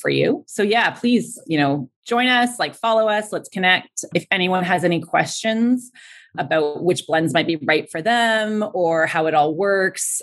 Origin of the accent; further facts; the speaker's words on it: Ontario, Canada; moved away; I'm from Ontario